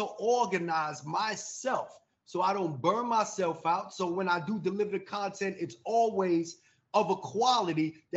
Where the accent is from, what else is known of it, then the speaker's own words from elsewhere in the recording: New York, United States; now in Atlanta, United States; I'm in Atlanta. I am from New York, but I've been down, you know, in Atlanta since 2008.